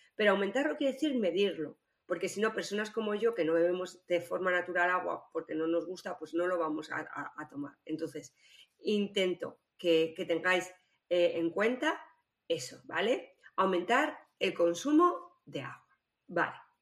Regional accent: Spain; lo que somos los españoles

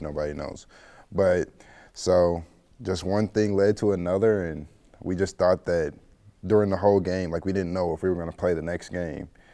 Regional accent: St. Louis, Missouri, United States; I'm from Saint Louis, Missouri. Um, I went to high school at McClure North High School.

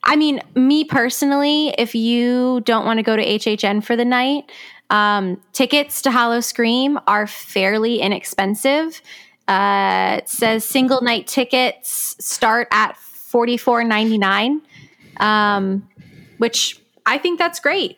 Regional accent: Palm Beach Gardens, Florida, United States; my hometown of Palm Beach Gardens, Florida

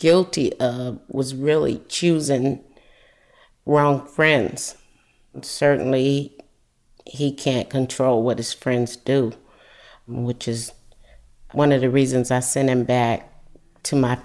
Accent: Adel, Georgia, United States; moved away as an adult; also born or lived in California; I was born and raised in Adel, and my family lives in Adel

